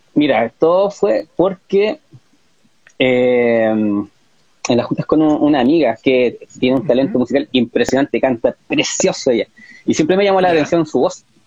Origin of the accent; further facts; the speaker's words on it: Talcahuano, Biobío, Chile; also born or lived in Concepción; en Talcahuano me trasladé a, mi ciudad natal